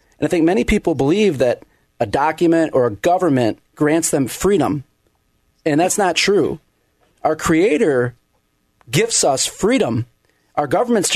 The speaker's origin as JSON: {"language": "English", "town": "Flint", "region": "Michigan", "country": "United States", "tie": "born or raised there", "moved": "yes", "said": "I grew up in Flint, Michigan"}